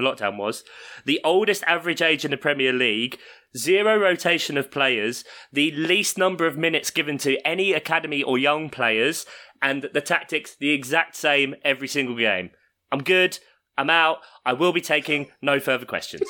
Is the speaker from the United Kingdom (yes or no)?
yes; London, United Kingdom; I grew up in South London